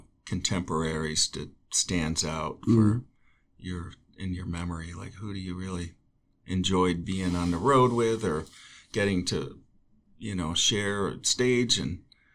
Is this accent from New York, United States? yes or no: yes; Chautauqua County, New York, United States; now in Ojai, United States; Well, I grew up in Chautauqua County where 220 inches of snow on average, some years over 300.